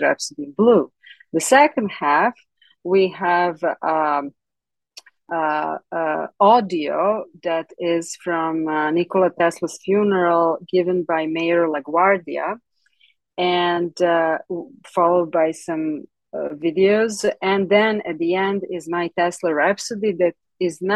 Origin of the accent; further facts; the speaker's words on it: Belgrade, Serbia; English is a second language; moved away as an adult; now in United States; I was born in Belgrade, Serbia